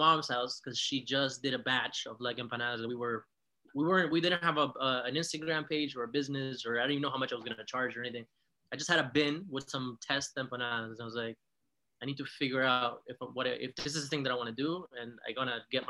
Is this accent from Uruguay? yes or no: yes; Uruguay; moved away